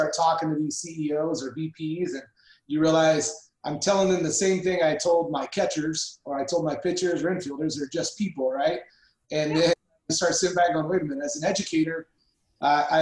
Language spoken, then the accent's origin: English; Southern Indiana, United States; moved away as an adult; also born or lived in Arizona; now in Boise, United States; I grew up in Southern Indiana